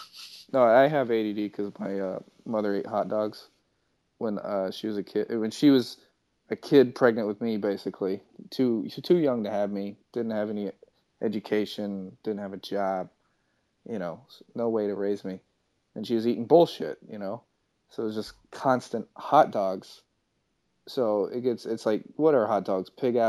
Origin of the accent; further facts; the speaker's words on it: Kansas, United States; I'm from Kansas.